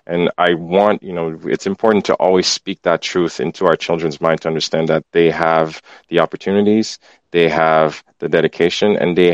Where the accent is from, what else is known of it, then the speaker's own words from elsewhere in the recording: Port-au-Prince, Ouest, Haiti; moved away; I grew up in Haiti, Port-au-Prince